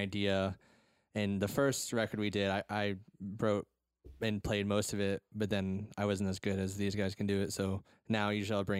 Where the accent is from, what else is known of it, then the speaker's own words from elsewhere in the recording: Houston, Texas, United States; I was born in Houston